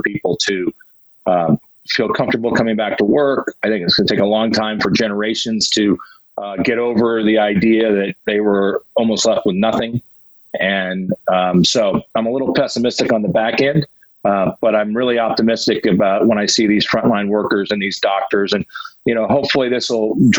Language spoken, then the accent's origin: English; Glendale, California, United States; I grew up in Glendale